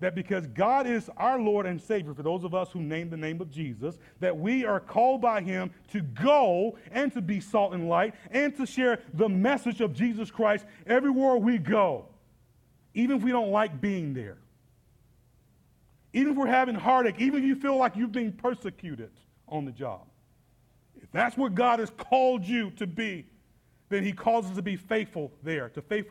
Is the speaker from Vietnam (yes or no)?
no; Atlanta, Georgia, United States; now in Indianapolis, United States; I'm from Atlanta with a whole lot more black people